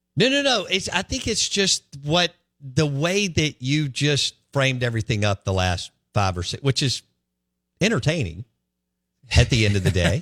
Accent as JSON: {"language": "English", "town": "Jackson", "region": "Mississippi", "country": "United States", "said": "I'm from Northeast Jackson"}